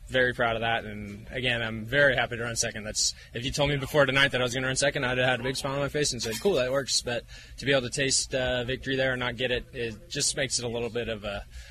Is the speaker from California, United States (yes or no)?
yes; California, United States; we're both from California